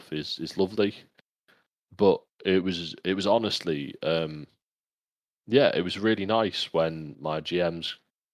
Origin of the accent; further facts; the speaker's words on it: England, United Kingdom; I'm English